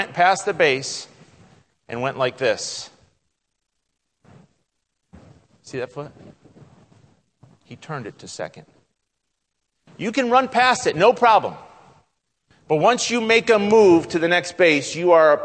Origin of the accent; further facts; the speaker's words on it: United States; moved away as an adult; now in Greece; I'm American